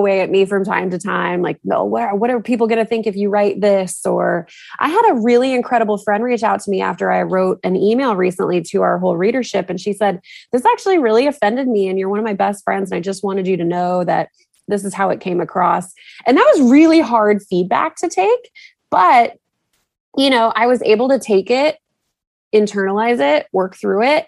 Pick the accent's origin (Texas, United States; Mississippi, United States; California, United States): Texas, United States; moved away as an adult; also born or lived in New England; I moved back to Texas probably 7 years ago